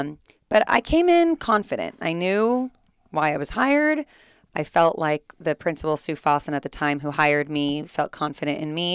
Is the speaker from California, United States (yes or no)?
yes; Fullerton, California, United States; I grew up here in Fullerton